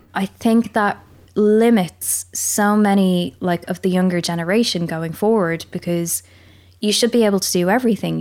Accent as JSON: {"language": "English", "country": "Ireland", "also_born_or_lived": "England", "accent": "Irish", "moved": "as an adult", "lives_now": "United Kingdom", "said": "I'm Irish"}